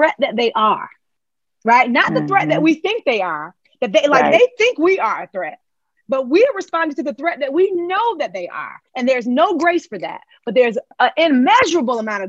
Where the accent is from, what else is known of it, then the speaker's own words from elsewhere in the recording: Charlotte, North Carolina, United States; accent: African-American dialect; I'm from Exit 4, Nation's Fort Row, and Charlotte, North Carolina. And this is how we talk